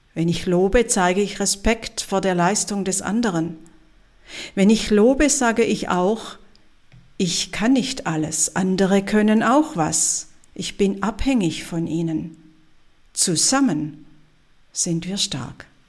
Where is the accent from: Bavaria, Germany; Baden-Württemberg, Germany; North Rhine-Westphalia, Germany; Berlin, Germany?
Baden-Württemberg, Germany; Swabia; als Schwäbin